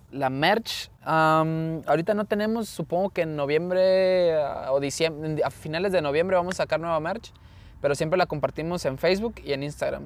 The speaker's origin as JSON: {"language": "Spanish", "country": "Mexico", "said": "somos mexicanos"}